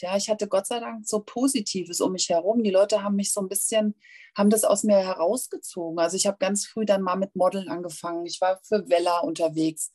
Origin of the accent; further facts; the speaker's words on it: Hanau, Hesse, Germany; accent: Hessian; Ich komme aus Hessen. Also ich äh, strenge mich auch gerade mächtig an, nicht hessisch zu babbeln.